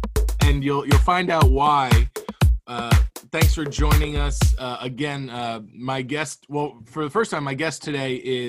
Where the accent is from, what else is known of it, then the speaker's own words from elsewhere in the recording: Cape Coral, Florida, United States; we grew up in Southwest Florida in Cape Coral.